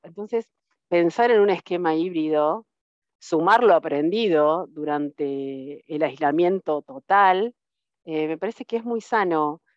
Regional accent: Río Tercero, Córdoba, Argentina; moved away as an adult; Yo soy de Río Tercero, que es una ciudad más chica de la, provincia de Córdoba

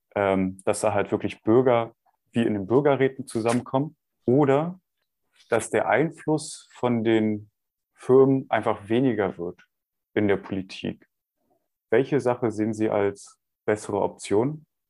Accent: Germany; bei uns in Deutschland

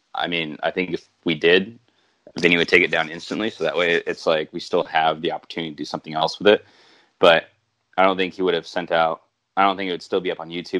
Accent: Santa Barbara, California, United States; I'm from Santa Barbara

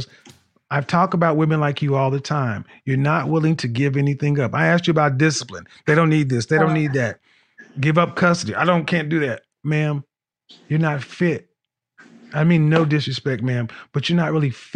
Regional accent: Oklahoma, United States; I'm from Oklahoma

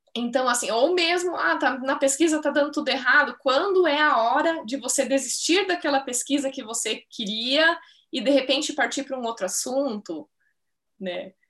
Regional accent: Ibirubá, Rio Grande do Sul, Brazil; moved away as an adult; also born or lived in São Paulo; Ibirubá, né, que é a minha cidade natal, no Rio Grande do Sul

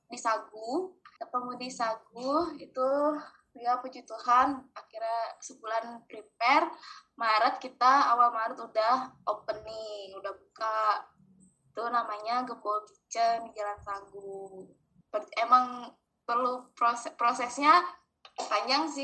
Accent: Bali, Indonesia; now in Jakarta, Indonesia; harusnya kan mostly teman-teman aku di Bali di Jakarta tuh aku kurang lebih baru kenal teman-teman kampus doang kan

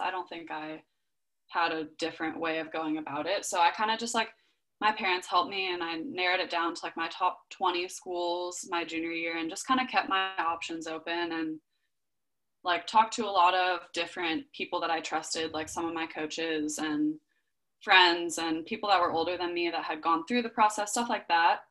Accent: Southern California, United States; also born or lived in Berkeley, California; I grew up in Southern California and the sun's out 99% of the days

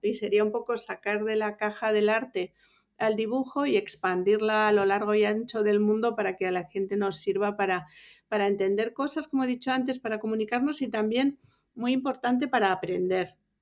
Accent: Bilbao, Basque Country, Spain; moved away as an adult; also born or lived in Mallorca / New York; now in Madrid, Spain; yo soy de Bilbao

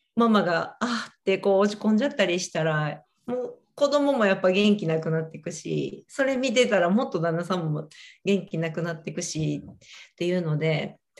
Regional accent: Japan; moved away as an adult; 日本で育ってる

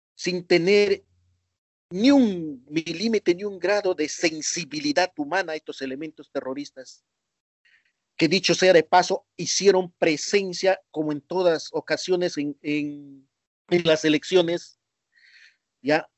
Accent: Peru; now in Argentina; mi país

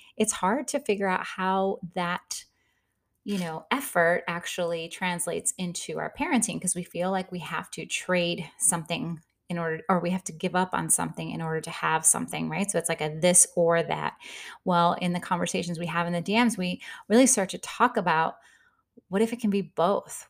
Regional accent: Midwest, United States; I grew up in the Midwest. We're hard workers.

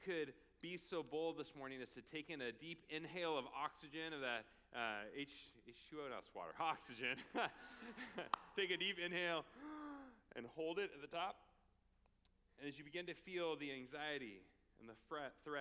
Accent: Oregon, United States; now in Phoenix, United States; we're from Oregon

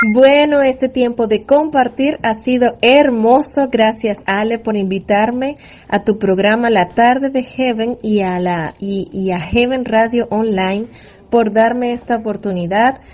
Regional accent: Venezuela; soy pastora de la Iglesia Discípulos de Cristo de Valencia en Venezuela. Nací, crecí, me desarrollé y sirvo al Señor en este bello país

